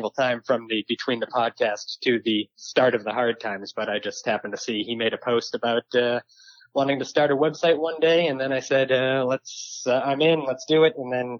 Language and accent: English; Massachusetts, United States; moved away as an adult; also born or lived in Portland, Oregon; growing up in Massachusetts